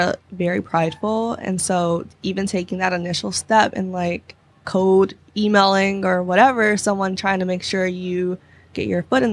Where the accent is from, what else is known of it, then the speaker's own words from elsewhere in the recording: Chicago, Illinois, United States; I'm from Chicago.